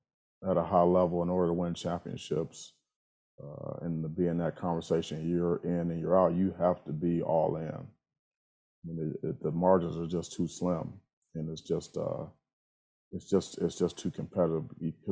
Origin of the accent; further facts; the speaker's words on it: Ohio, United States; I'm from Ohio.